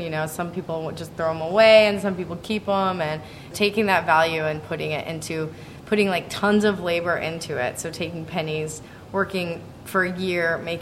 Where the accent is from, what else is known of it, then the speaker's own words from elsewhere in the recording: Indianapolis, Indiana, United States; I'm from Indianapolis, Indiana, so suburbs of Indianapolis.